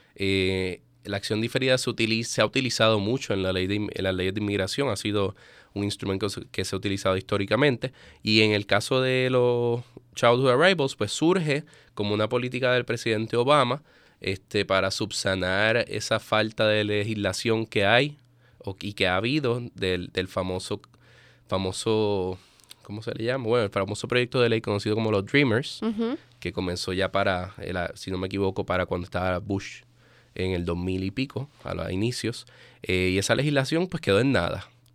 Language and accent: Spanish; Puerto Rico; moved away as an adult; also born or lived in Spain; now in Baltimore, United States; yo soy puertorriqueño. Eh, nacido y criado en Puerto Rico, me mudé a Baltimore apenas en mayo